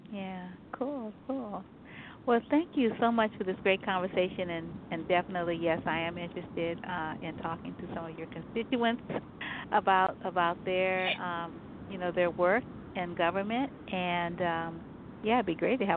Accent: New Orleans, Louisiana, United States; born there; I was born in New Orleans, and my father and mother and brother were as well.

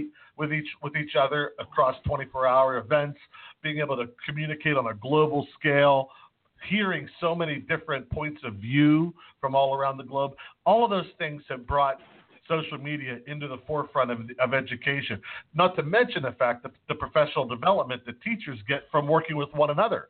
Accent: Pittsburgh, Pennsylvania, United States; I'm from Pittsburgh

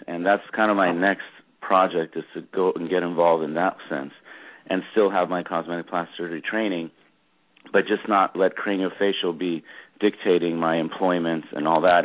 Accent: Los Angeles, California, United States; also born or lived in Madison, Wisconsin / Cleveland, Ohio / Dallas, Texas; I grew up in Los Angeles. I started all my schooling here

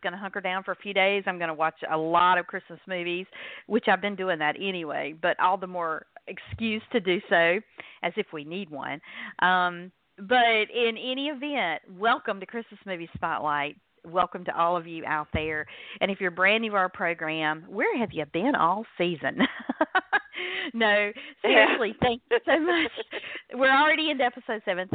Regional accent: North Carolina, United States; accent: North Carolina; in case my accent has not given it away, I'm in North Carolina

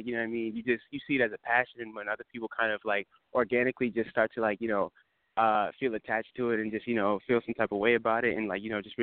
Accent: New Jersey, United States; I'm from New Jersey. I'm saying born and raised. I've been here my entire life

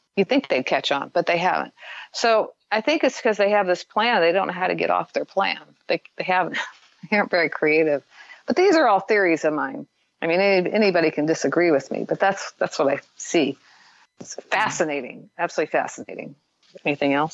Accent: Midwest, United States; I grew up in the Midwest

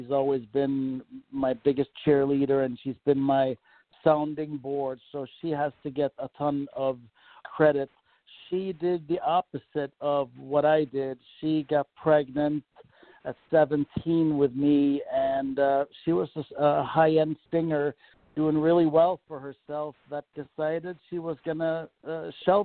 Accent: Malmö, Skåne, Sweden; now in United States; I am from Malmo, Sweden, which is the southern tip of Sweden that's attached to Denmark, Copenhagen.

